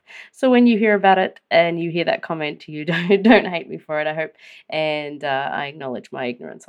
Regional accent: Australia; as an Australian

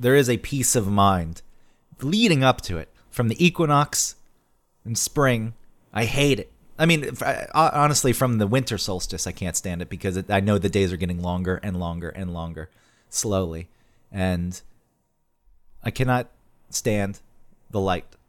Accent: Georgia, United States; moved away; also born or lived in Newburgh, New York; growing up in Georgia

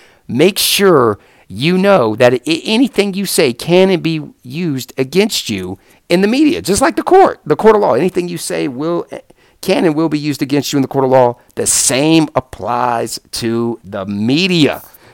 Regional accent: the Carolinas, United States; I'm from the Carolinas.

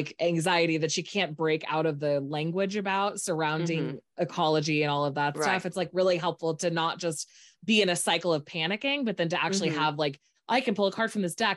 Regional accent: Northern California, United States; I was raised in Northern California

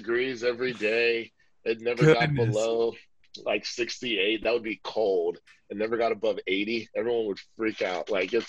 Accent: New Jersey, United States; born there; also born or lived in Kansas; I was born in New Jersey. I'm the son of two immigrants from a small island called St. Kitts and Nevis.

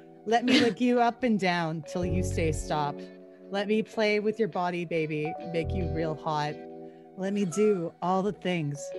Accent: Canada; I'm Canadian

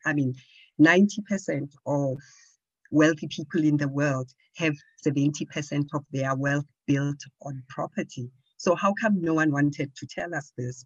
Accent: Johannesburg, Gauteng, South Africa; I am from Johannesburg

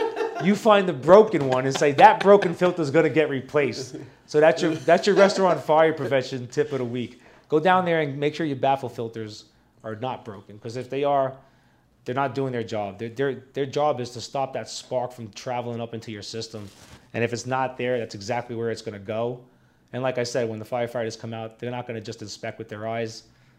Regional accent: Prescott, Arizona, United States; here from this mountain town and I go to other places, they know that we're from here. You know, that we're from Prescott.

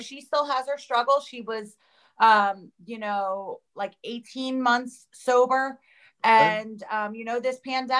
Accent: New Jersey, United States; I grew up in New Jersey, South Jersey. I'm about 15 minutes from Philly.

